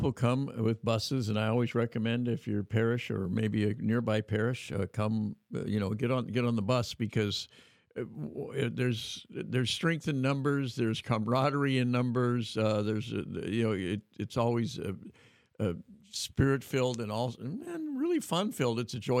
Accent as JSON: {"language": "English", "region": "Northern California", "country": "United States", "tie": "born or raised there", "said": "growing up in Northern California, I think I sort of took San Francisco for granted."}